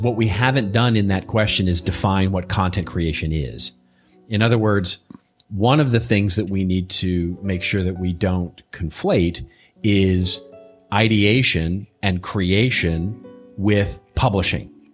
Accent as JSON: {"language": "English", "region": "Texas", "country": "United States", "tie": "born or raised there", "moved": "yes", "said": "growing up in Texas"}